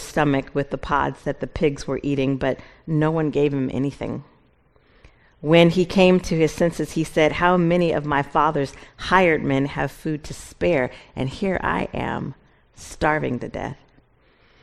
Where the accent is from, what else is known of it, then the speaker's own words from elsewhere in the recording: Seattle, Washington, United States; moved away as an adult; I'm originally from Seattle. My family and I, we moved here in August